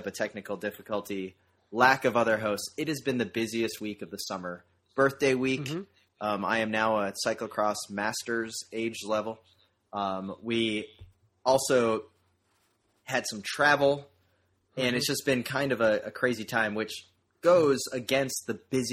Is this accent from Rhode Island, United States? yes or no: yes; Rhode Island, United States; now in Orlando, United States; Rhode Island, my home state